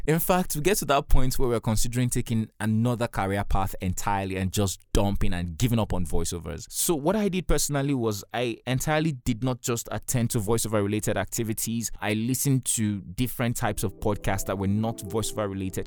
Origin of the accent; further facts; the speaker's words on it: Nigeria; I'm a Nigerian and I live in Nigeria.